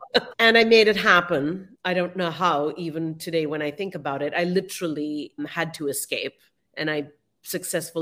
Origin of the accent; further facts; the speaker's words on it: Mumbai, Maharashtra, India; moved away as an adult; now in United States; I grew up in Mumbai and I left as a young adult to come to the US